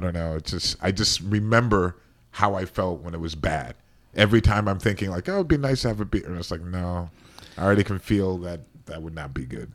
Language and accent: English; Cleveland, Ohio, United States; growing up in Cleveland